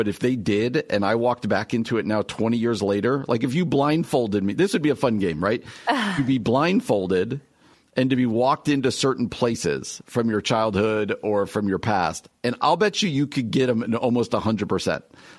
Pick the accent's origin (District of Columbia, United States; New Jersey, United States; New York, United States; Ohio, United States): New Jersey, United States; moved away as an adult; where I grew up in New Jersey, the house I grew up in, had a very distinct smell to me